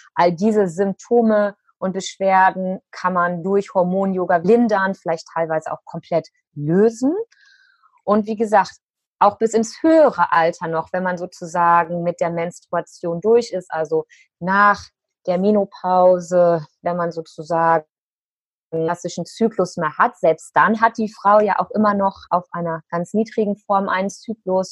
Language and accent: German; Cologne, North Rhine-Westphalia, Germany; hier in Köln in meiner Heimat